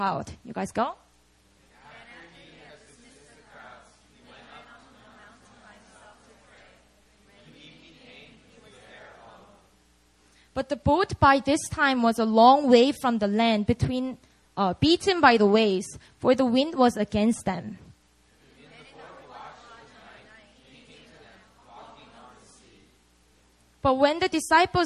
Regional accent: Busan, South Korea; moved away; Busan's my hometown

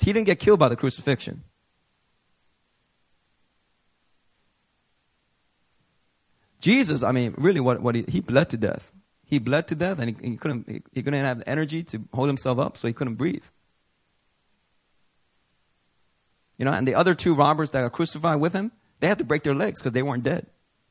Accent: Philadelphia, Pennsylvania, United States; I remember growing up in Philly

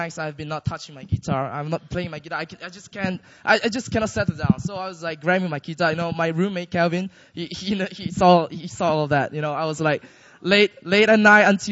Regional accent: Malaysia; now in Seoul, South Korea; I'm from Malaysia.

